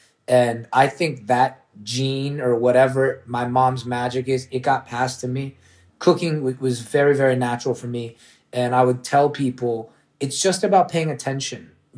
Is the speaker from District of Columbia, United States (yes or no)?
yes; Washington, District of Columbia, United States; born there; also born or lived in Orlando; Well, I was a Knick fan always because I was born in D.C.